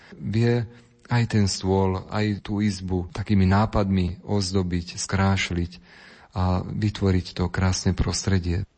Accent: Myjava, Trenčín Region, Slovakia; vo farnosti, kde som vyrastal. Pochádzam z farnosti Mijava

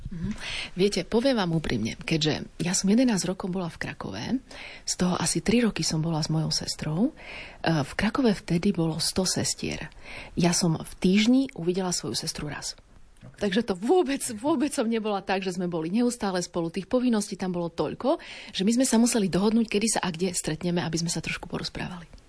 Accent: Slovakia; also born or lived in Warsaw; Ja som vstúpila 3 roky neskôr ako druhá Slovenka.

